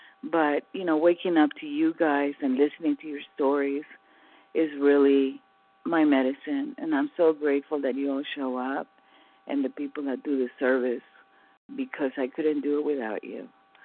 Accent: California, United States; from California.

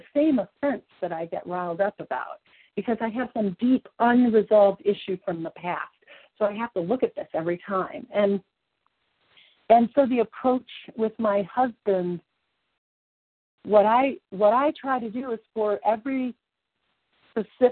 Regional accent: Kentucky, United States; now in Colorado, United States; You are from my home of origin. I was born in Kentucky.

